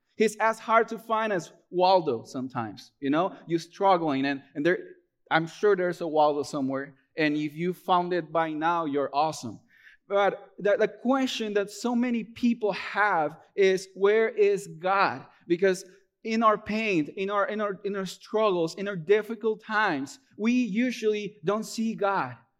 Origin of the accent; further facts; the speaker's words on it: Peru; moved away as an adult; now in United States; I'm originally from Peru. Uh, I moved here to the U S in, back in twenty fourteen.